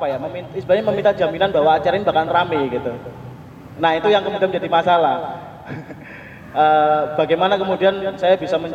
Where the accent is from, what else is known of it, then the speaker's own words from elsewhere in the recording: Mojokerto, East Java, Indonesia; born there; di Mojokerto yang kota kecil kota kelahiran saya sudah sudah masuk lewat dinas perpustakaan dan arsipnya